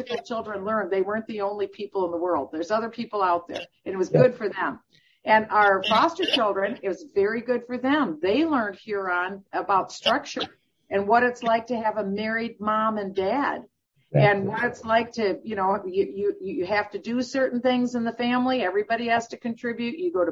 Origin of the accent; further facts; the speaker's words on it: Iowa, United States; moved away; also born or lived in Minnesota; I was born in Iowa, and I was part of a middle-class family.